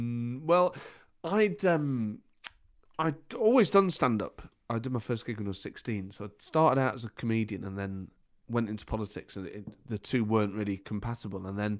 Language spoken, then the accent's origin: English; Nottingham, East Midlands, United Kingdom; born or raised there